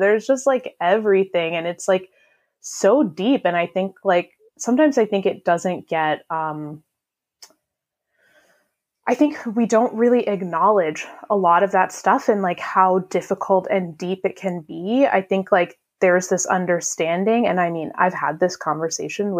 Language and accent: English; United States; I'm also an American